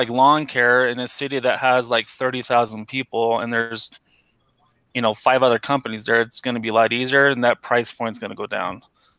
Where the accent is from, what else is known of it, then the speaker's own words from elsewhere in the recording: California, United States; Oh, my home state.